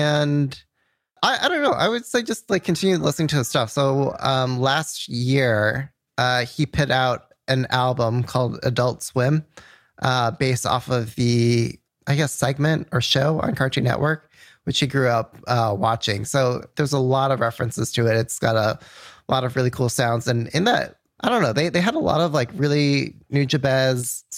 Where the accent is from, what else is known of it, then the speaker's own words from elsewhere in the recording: New Mexico, United States; And we're all from New Mexico, which is so random